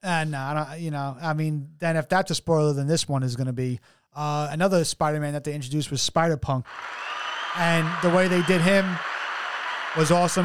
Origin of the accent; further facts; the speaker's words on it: New York City, New York, United States; We come from New York City